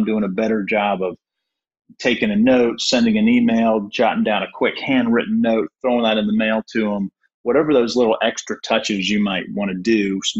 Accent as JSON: {"language": "English", "town": "Durham", "region": "North Carolina", "country": "United States", "tie": "born or raised there", "said": "I grew up in Durham."}